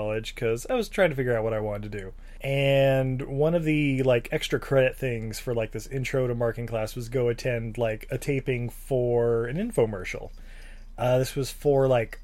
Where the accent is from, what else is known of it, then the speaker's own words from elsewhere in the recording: Utah, United States; I was growing up in Utah, I was 19 years old